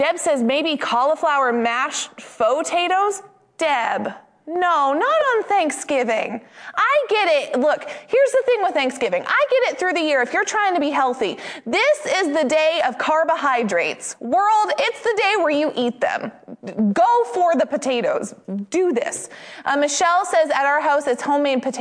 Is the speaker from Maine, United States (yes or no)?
yes; Maine, United States; I am from Maine